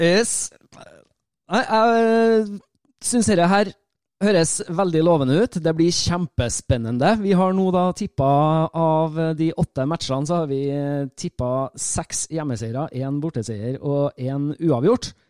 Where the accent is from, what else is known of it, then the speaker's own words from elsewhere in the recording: Trøndelag, Norway; accent: Trøndersk; jeg snakker trøndersk